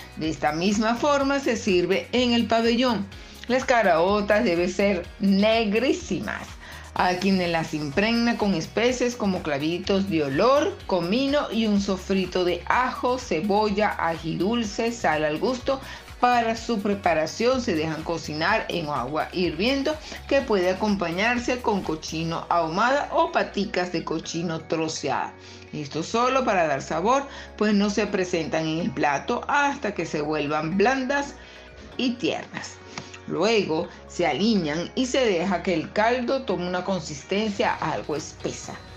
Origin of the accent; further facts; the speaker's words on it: Venezuela; mi país, Venezuela